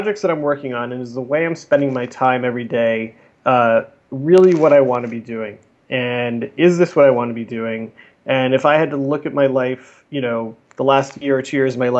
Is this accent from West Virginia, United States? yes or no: no; South Florida, United States; moved away as an adult; also born or lived in New York; I grew up in South Florida.